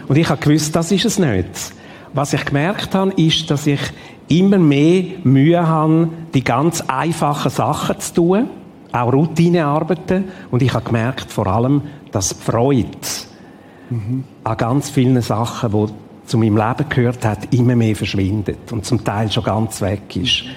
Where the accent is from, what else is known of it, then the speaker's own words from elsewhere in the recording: Ticino, Switzerland; Ich bin in Tessin aufgewachsen